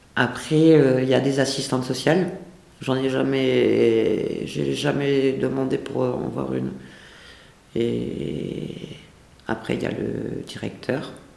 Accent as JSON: {"language": "French", "region": "the North", "country": "France", "moved": "as an adult", "lives_now": "Lyon, France", "said": "je viens du Nord"}